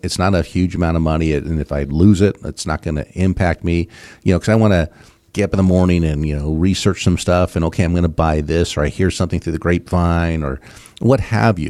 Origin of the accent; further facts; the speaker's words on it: West Coast, United States; moved away; I grew up on the West Coast